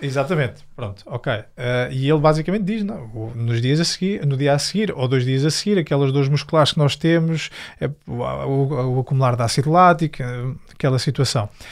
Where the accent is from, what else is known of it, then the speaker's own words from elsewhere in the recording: Fátima, Centro, Portugal; Eu sou de Fátima